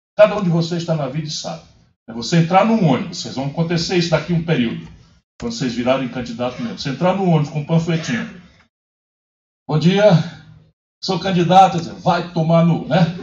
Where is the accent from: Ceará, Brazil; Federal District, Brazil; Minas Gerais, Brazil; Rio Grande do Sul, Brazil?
Ceará, Brazil; also born or lived in Pindamonhangaba, São Paulo; fui criado no Ceará, mas nasci, meu umbigo foi enterrado aqui no interior de São Paulo.